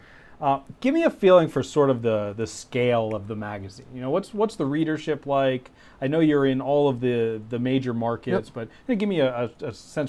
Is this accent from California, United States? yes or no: yes; California, United States; I'm a Californian.